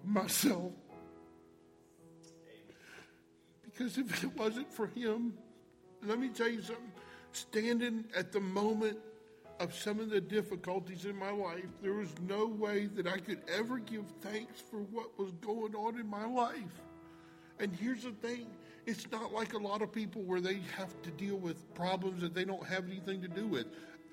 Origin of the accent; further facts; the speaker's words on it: Tampa, Florida, United States; also born or lived in Virginia; I was born in Virginia. And in the third grade, my parents surrendered the full-time Christian ministry and moved to a place in Tampa, Florida called the Faith Children's Home.